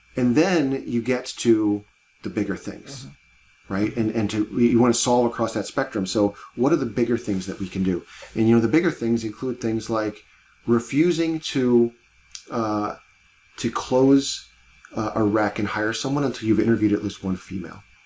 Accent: Cleveland, Ohio, United States; I grew up in Cleveland, Ohio

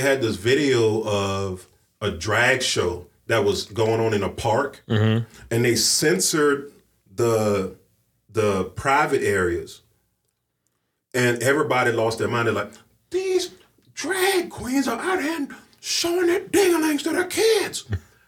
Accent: the South, United States; moved away; I come from the South, and I grew up very much under a conservative, like, umbrella

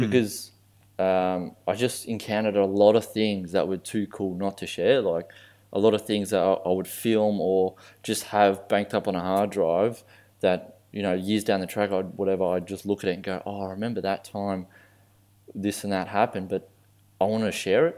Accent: Australia; I'm Australian born

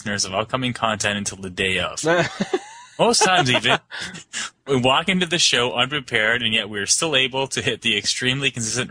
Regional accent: Canada

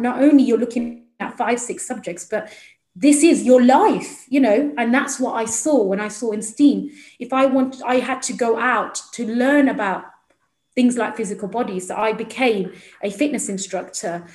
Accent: Midlands, United Kingdom; I come from the Midlands itself, so although I'm in London today, um, so originally I'm from the Midlands. Um, I went to like an inner city school

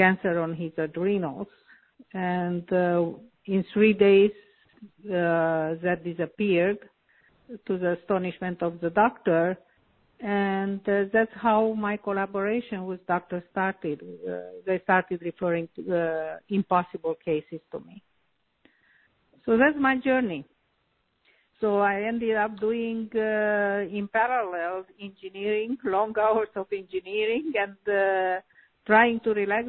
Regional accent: Transylvania, Romania; moved away as an adult; also born or lived in Canada / United States; I was born in Europe, namely in Romania, in a very famous part called Transylvania.

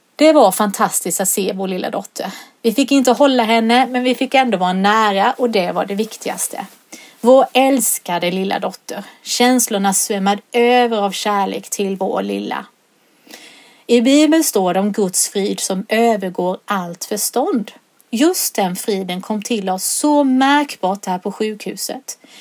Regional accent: Solberga, Jönköping County, Sweden; now in Sävsjö, Sweden; När jag var liten var den lek som oftast lektes hemma på Nässjövägen i Solberga

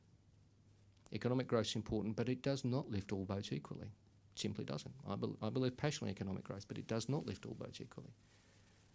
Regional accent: Sydney, New South Wales, Australia; I grew up in Smithfield in Western Sydney.

